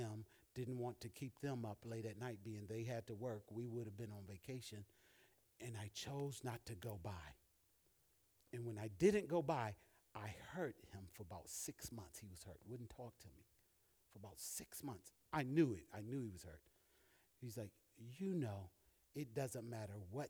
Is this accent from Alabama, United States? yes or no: yes; Alabama, United States; moved away; also born or lived in Massachusetts; my best friend that I grew up with in Alabama